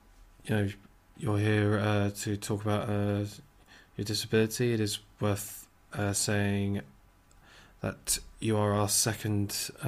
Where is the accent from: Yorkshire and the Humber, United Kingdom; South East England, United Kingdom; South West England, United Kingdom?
South West England, United Kingdom; Weymouth; I guess I ask it as a person who's... from Weymouth, another seaside town.